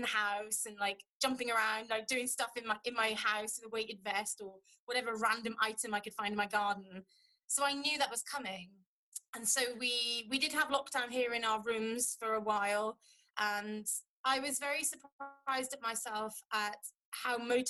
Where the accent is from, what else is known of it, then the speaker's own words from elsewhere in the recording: United Kingdom; now in Lithuania; for us as a British population